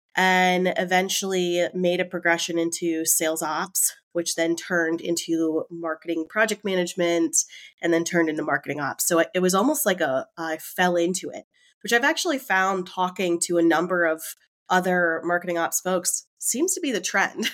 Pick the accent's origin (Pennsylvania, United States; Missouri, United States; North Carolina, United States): North Carolina, United States; Raleigh; accent: southern drawl; I, I definitely have the little southern drawl. I am from Raleigh, North Carolina, in the States